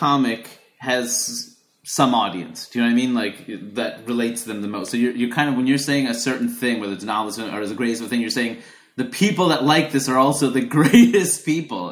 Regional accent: New York, United States; when I was, you know, 17, 18 and growing up in New York

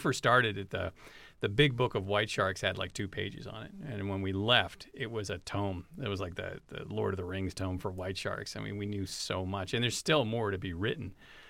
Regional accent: Los Angeles, California, United States; Yeah, so L.A.

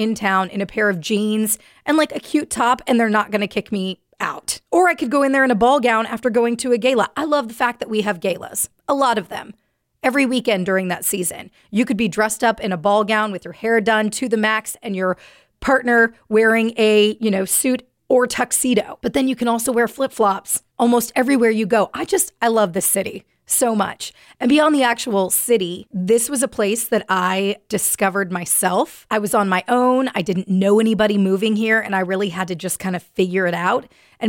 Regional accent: Bakersfield, California, United States; moved away as an adult; also born or lived in Washington, D.C.; now in Charleston, United States; I grew up in Bakersfield, California, and that's where I was working at the time too, which is very Hispanic.

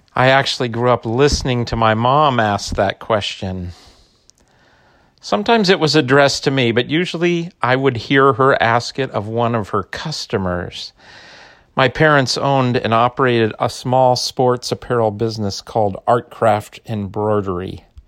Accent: Phoenix, Arizona, United States; I grew up in Phoenix

